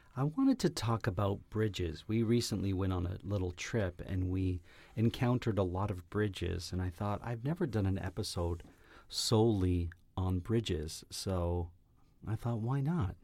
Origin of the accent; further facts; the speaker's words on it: Woodbridge, Ontario, Canada; now in Toronto, Canada; my hometown of Woodbridge